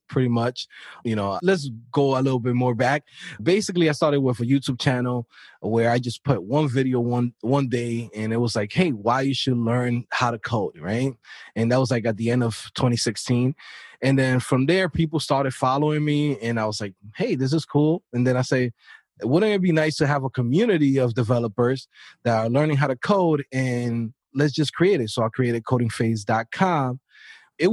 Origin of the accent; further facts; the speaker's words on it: New York City, New York, United States; I'm coming from an inner city. I'm from New York City, Queens, Brooklyn